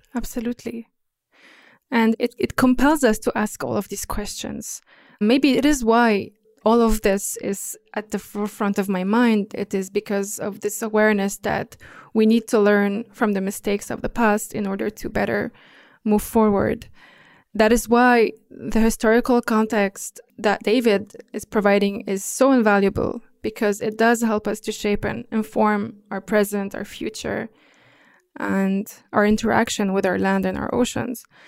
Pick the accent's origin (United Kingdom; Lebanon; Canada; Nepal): Lebanon; during the Civil War in Lebanon, in my home country